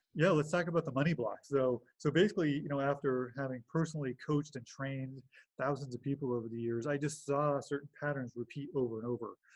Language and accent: English; Los Angeles, California, United States; now in Bay Area, United States; grew up in Los Angeles, California. Uh, currently live in the Bay Area in Northern California